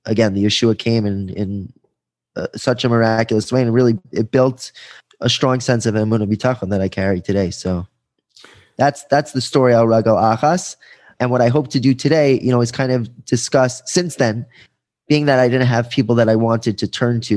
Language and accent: English; Five Towns, New York, United States; I grew up here in the Five Towns